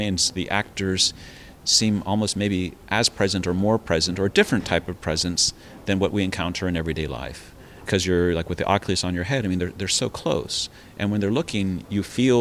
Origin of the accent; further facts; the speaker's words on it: United States; moved away as an adult; also born or lived in Taiwan; I'm an American